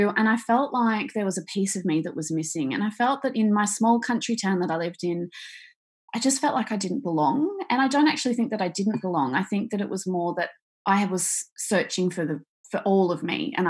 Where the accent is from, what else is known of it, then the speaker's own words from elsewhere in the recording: Australia; So I am Australian. I live in Victoria, as we just talked about, on the beach